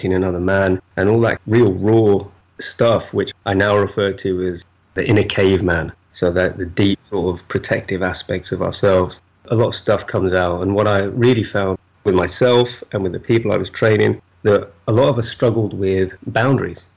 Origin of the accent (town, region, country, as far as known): United Kingdom